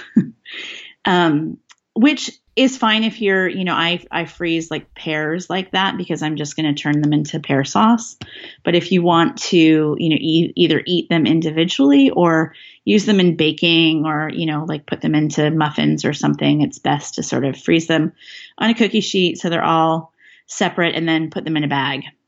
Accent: Northern California, United States; now in Seattle, United States; growing up in Northern California

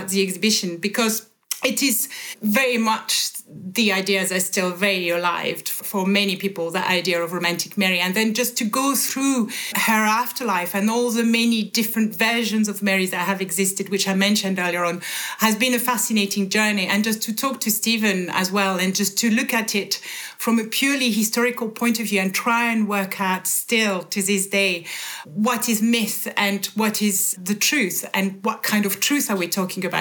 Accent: France; moved away; born and bred in France

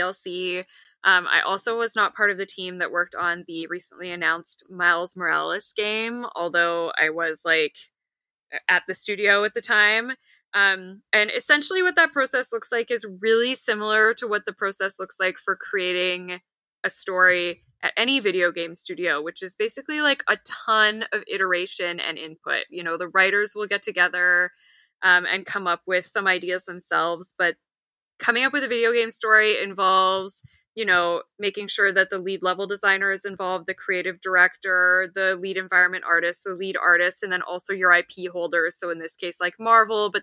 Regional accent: Canada; I am Canadian

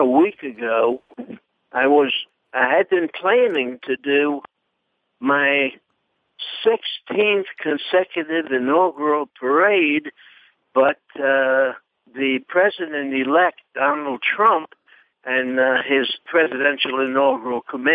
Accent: Washington, District of Columbia, United States; that's my hometown. I'm Washington all the way.

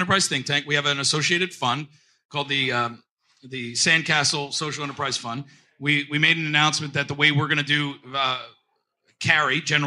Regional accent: Trenton, New Jersey, United States; moved away; I'm from Trenton, New Jersey originally, and that's how we say it up there.

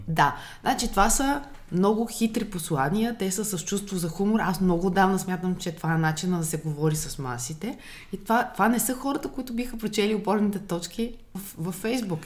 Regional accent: Bulgaria; като българи

